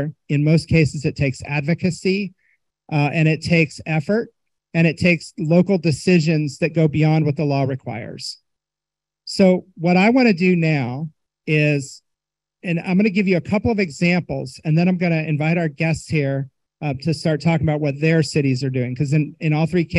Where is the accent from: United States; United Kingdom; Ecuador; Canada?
United States; Indiana; I'm from Indiana